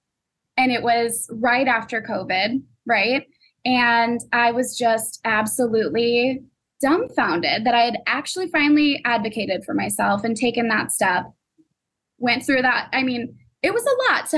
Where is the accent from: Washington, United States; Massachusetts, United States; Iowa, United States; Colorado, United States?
Iowa, United States; moved away as an adult; now in Chicago, United States; I moved from Iowa to Chicago in 3 days